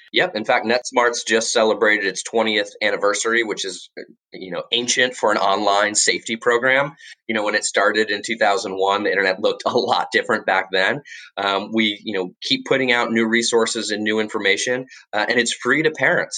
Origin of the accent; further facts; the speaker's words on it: Florida, United States; moved away as an adult; also born or lived in Washington, D.C.; now I live back in my home state of Florida